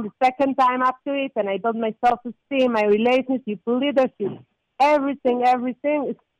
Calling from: Israel; I'm calling from Israel.

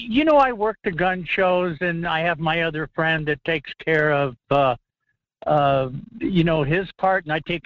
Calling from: Fairbanks, Alaska, United States; from Fairbanks.

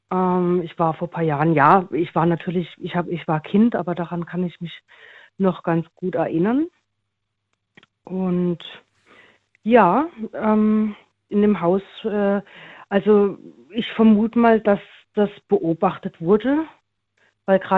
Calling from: Karlsruhe, Baden-Württemberg, Germany; Ich bin aus dem Raum Karlsruhe.

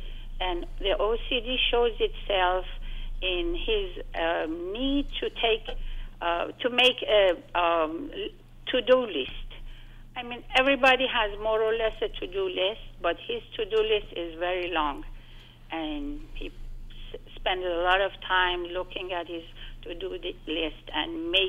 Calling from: East Coast, United States; Actually, I'm calling you from the East Coast

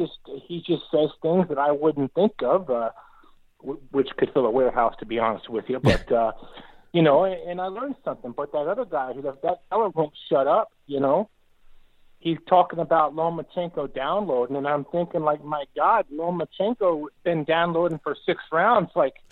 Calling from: Mankato, Midwest, United States; I'm calling in from Mankato this time.

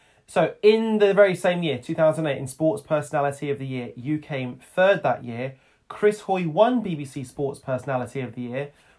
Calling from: Wolverhampton, West Midlands, United Kingdom; I come to you from Wolverhampton.

